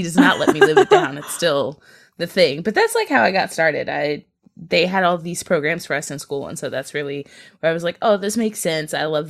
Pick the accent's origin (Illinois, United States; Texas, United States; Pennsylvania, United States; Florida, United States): Illinois, United States; Chicago; and I'm from Chicago